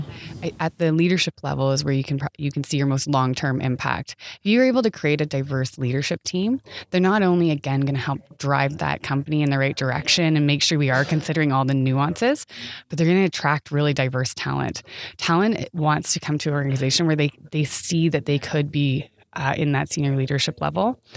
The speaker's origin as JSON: {"language": "English", "country": "Canada", "said": "as a Canadian"}